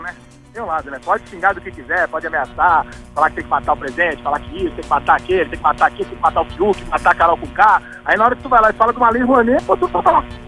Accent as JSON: {"language": "Portuguese", "region": "São Paulo", "country": "Brazil", "moved": "as an adult", "lives_now": "Rio de Janeiro, Brazil", "said": "Eu sou de São Paulo, né? Moro aqui há oito anos."}